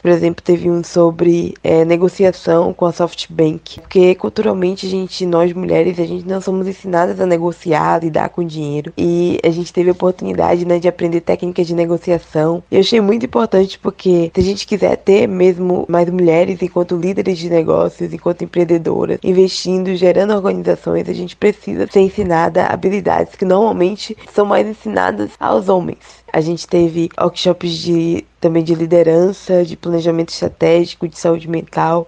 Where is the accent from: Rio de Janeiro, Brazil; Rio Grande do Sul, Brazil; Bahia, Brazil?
Bahia, Brazil; Salvador; eu sou de Salvador, na Bahia